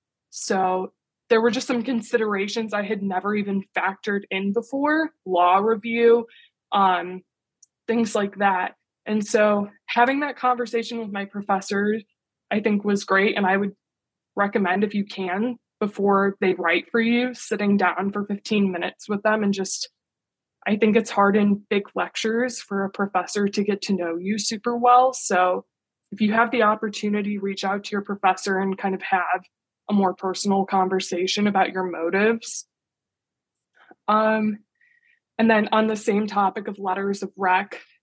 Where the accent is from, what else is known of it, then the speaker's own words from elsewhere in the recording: Midwest, United States; So like I said, I'm from the Midwest originally.